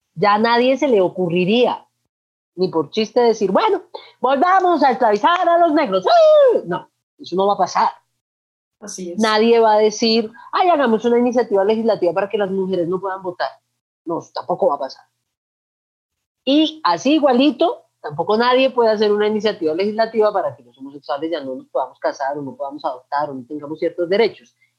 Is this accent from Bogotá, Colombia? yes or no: no; Manizales, Caldas, Colombia; also born or lived in Cali, Colombia; Yo nací en Cali, pero me crié en Manizales